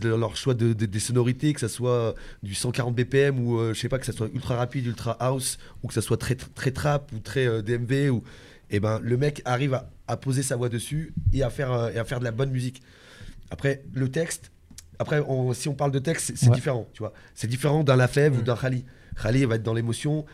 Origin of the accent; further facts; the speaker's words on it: Lyon, Auvergne-Rhône-Alpes, France; je suis originaire de Lyon